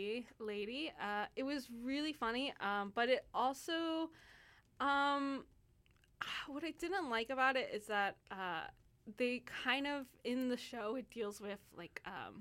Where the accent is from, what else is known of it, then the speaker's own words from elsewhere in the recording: United States; now in Vancouver, Canada; I'm an American